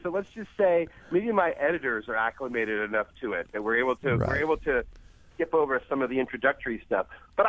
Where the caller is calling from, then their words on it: Montclair, New Jersey, United States; I am actually at home in lovely Montclair, New Jersey.